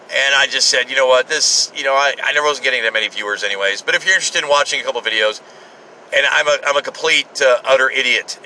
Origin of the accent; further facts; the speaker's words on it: United States; as an American